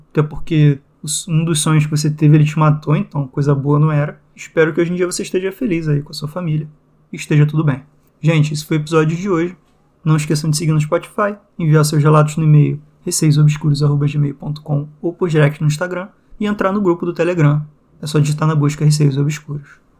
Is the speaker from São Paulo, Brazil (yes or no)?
yes; São José dos Campos, São Paulo, Brazil; Quando fiz sete anos de idade, minha mãe faleceu então voltei para minha cidade natal, onde eu nasci, em São José dos Campos, São Paulo, onde moramos quando meu pai era vivo.